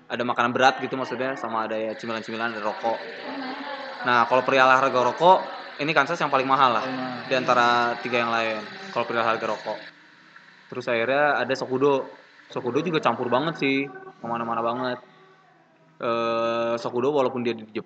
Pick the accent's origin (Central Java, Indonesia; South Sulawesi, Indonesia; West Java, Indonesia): West Java, Indonesia; Bandung; maksudnya gue besar di Bandung keluarga PNS ya dari kecil anak guru gitu